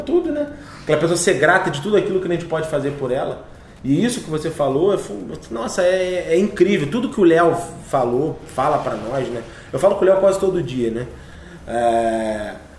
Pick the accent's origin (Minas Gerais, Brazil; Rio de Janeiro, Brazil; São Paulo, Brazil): Rio de Janeiro, Brazil; Teresópolis